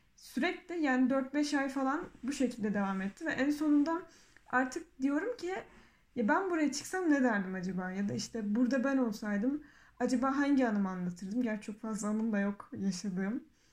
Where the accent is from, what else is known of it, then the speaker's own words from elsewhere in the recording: Adana, Turkey; Adana'da hastanede doğup büyümüşüz.